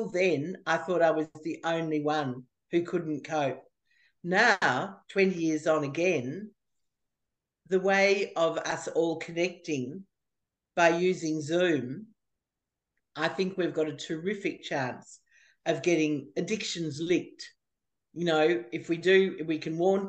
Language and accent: English; Australia; I'm from Australia